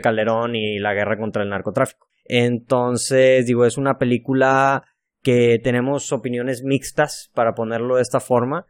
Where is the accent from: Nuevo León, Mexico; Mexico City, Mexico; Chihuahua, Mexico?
Nuevo León, Mexico; Monterrey; soy de Monterrey